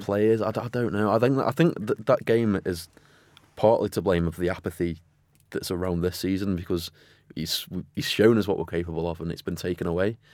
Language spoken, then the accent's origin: English; Stoke-on-Trent, West Midlands, United Kingdom; growing up in Stoke